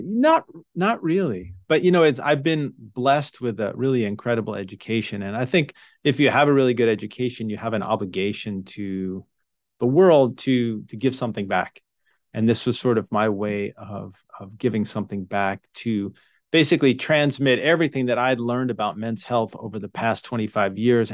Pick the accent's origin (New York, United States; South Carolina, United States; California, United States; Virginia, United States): New York, United States; moved away as an adult; I grew up in New York